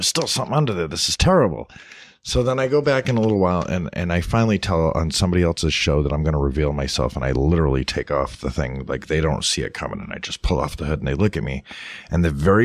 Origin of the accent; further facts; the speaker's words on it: a city north of Boston, Massachusetts, United States; moved away; also born or lived in White Mountains, New Hampshire; I lived in the city north of Boston, and I was born in the White Mountains in New Hampshire